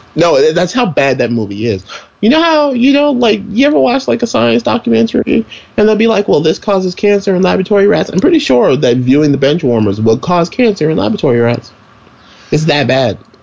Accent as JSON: {"language": "English", "town": "New York City", "region": "New York", "country": "United States", "said": "I'm from Brooklyn"}